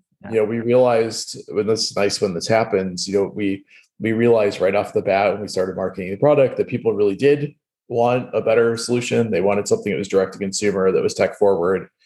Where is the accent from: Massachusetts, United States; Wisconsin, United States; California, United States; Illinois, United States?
Wisconsin, United States; moved away; where I grew up in Wisconsin